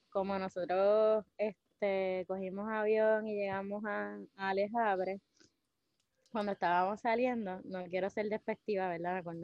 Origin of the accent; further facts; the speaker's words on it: Naguabo, Puerto Rico; de Nahuabo, Puerto Rico, para el mundo.